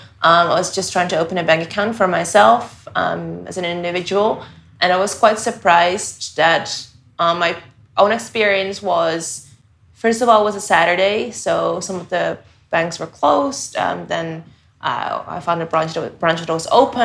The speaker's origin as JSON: {"language": "English", "country": "Netherlands", "moved": "as an adult", "lives_now": "Hong Kong", "said": "I am originally from the Netherlands, and I've been in Hong Kong for the past almost 4 years now"}